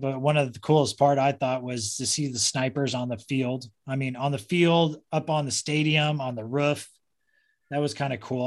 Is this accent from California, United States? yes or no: yes; Orange County, California, United States; also born or lived in San Diego; I grew up in Orange County. I was born in San Diego, but kind of grew up in Orange County because my dad was a Marine in El Toro